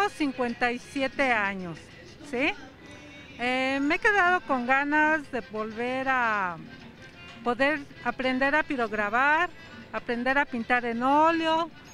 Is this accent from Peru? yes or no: no; Mexico City, Mexico; now in Santiago Tianguistenco, Mexico; Soy de la Ciudad de México, pero actualmente también vivo en Santiago Teanquistenco